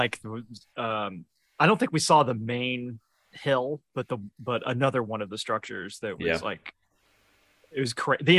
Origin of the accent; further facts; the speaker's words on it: Georgia, United States; moved away; I was back in my home state of Georgia